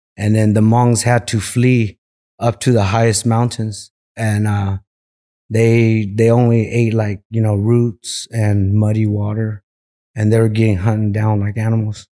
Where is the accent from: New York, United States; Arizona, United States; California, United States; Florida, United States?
California, United States; Merced; also born or lived in Visalia, California; I was born in Visalia, California, and, um, we moved out to Merced when I was two years old. So, stayed there all my life until I got a little older